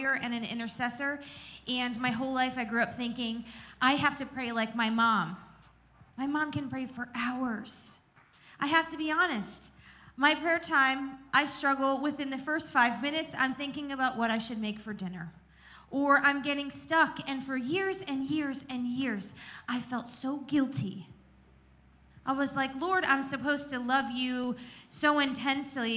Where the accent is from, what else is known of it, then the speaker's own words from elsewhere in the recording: Gettysburg, Pennsylvania, United States; growing up in the Gettysburg area